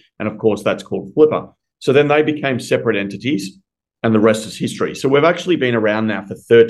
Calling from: Melbourne, Victoria, Australia; I'm calling in from Melbourne, Australia.

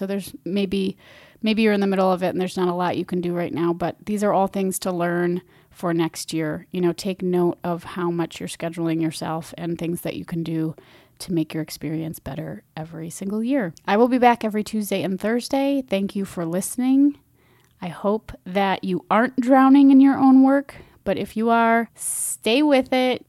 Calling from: Minneapolis, Minnesota, United States; I'm speaking from Minneapolis, it's fall time

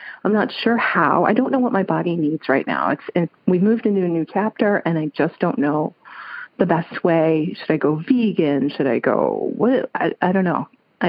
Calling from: Chicago, Illinois, United States; I'm calling you from Chicago.

